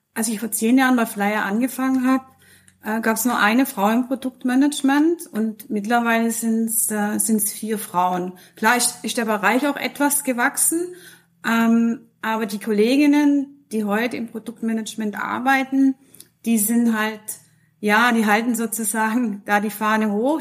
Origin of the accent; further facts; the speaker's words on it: Switzerland; die wir hier bei uns in der Schweiz haben